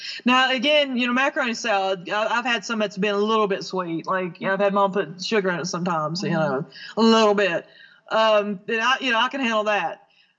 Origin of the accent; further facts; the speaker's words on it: the South, United States; As a Southerner